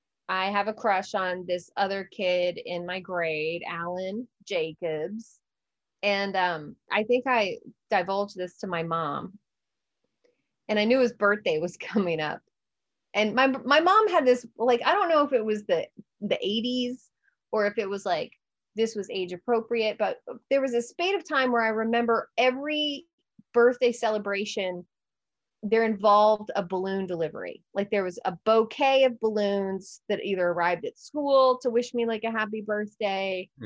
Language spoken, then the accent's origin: English; Memphis, Tennessee, United States; born there; No, I was born in Memphis, Tennessee. But like my dad graduated college later and then got a job.